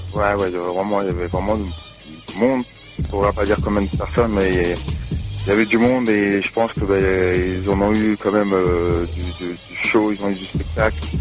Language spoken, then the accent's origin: French; France; now in Gap, France; on est français.